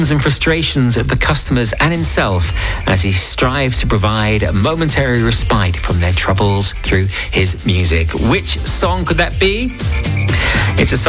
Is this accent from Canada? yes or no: no; Watford, East of England, United Kingdom; moved away; my hometown of Watford